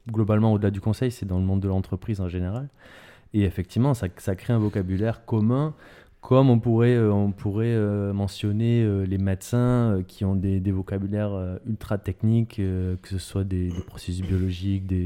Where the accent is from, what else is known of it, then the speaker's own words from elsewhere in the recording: France; en tant que, effectivement, en tant que Français